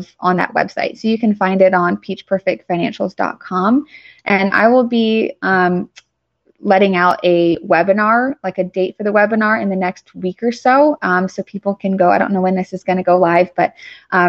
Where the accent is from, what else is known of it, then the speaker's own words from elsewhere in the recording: Atlanta, Georgia, United States; I'm from Atlanta